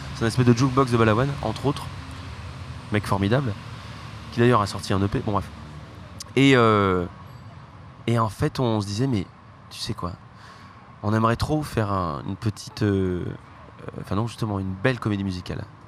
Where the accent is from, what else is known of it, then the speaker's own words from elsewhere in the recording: Ardèche, Auvergne-Rhône-Alpes, France; je viens d'Ardèche